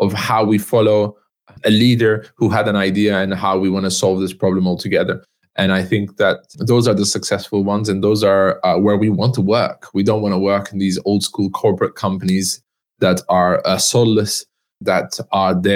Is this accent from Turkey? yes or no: yes; Istanbul, Turkey; I'm half Turkish, half French. I was born in Istanbul.